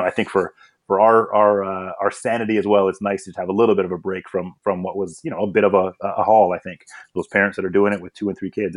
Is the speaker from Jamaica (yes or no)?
no; Canada; also born or lived in Eswatini; I came to Canada as a very young child, probably 3 or 4, I think, at the time, and began my sort of Canadian upbringing